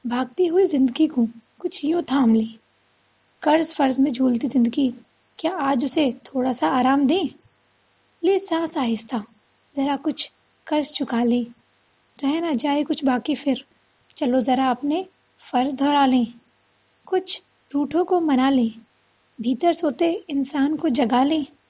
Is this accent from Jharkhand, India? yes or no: no; Dharuhera, Haryana, India; मैं धारूड़ा हरियाणा की निवासी हूँ